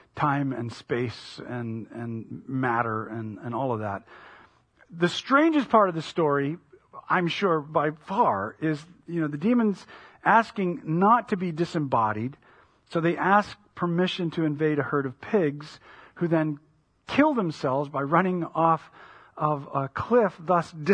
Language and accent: English; United States; as an American living at the time